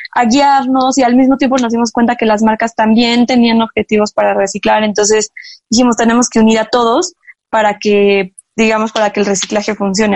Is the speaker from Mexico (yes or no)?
yes; Mexico; como mexicanos